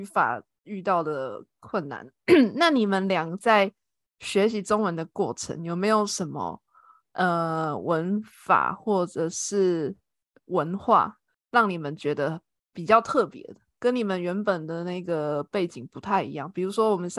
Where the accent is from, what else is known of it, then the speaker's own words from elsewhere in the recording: Taiwan; 其实我虽然我是台湾人，但是我的那个。家人亲戚他们也蛮喜欢问我，因为我我不在台湾工作